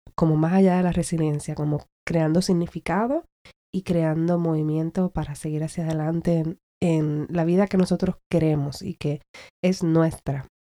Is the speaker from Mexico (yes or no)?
no; Puerto Rico; soy puertorriqueña y que quiero brindar más para la gente con la que me crié